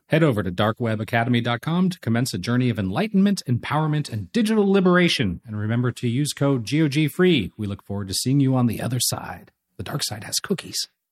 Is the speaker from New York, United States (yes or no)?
no; Los Angeles, California, United States; I'm from Los Angeles. I was a kid when the Lakers hit this dynasty, and it was the biggest thing in L